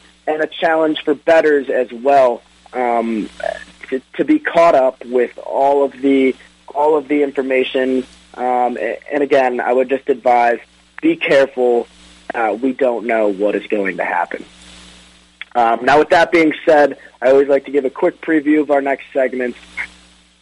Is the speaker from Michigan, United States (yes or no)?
yes; Detroit, Michigan, United States; my hometown Detroit